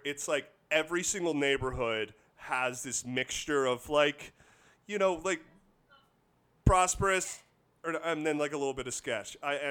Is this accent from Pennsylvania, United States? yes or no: no; New York City, New York, United States; As a New Yorker, you always have to be aware of your surroundings